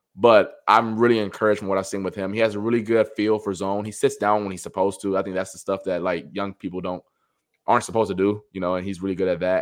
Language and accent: English; Cleveland, Ohio, United States; moved away as an adult; now in Rochester, United States; I'm not from Western New York, not from Buffalo, um, from Cleveland. Shout out to, uh, the two one six